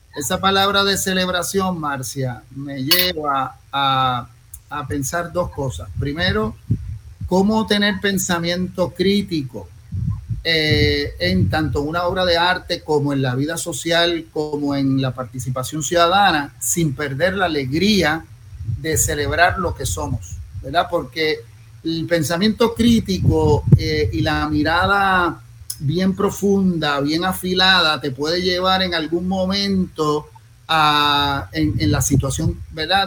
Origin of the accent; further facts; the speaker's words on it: Bayamón, Puerto Rico; me crié en Bayamón